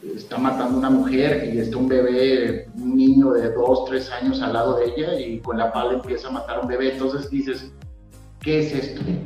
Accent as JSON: {"language": "Spanish", "region": "Durango", "country": "Mexico", "said": "somos duranguenses"}